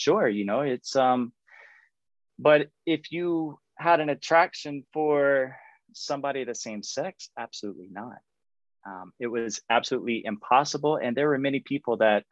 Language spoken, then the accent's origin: English; Florida, United States; accent: Southern; moved away as an adult; also born or lived in Nebraska / Colorado; now in Spain; I grew up in Florida. And so sometimes you may hear my real Southern roots come out.